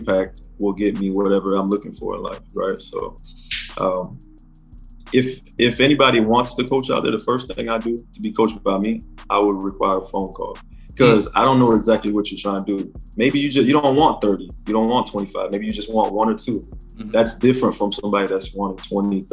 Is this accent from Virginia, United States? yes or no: no; Miami, Florida, United States; moved away as an adult; also born or lived in Atlanta, Georgia; I'm from Miami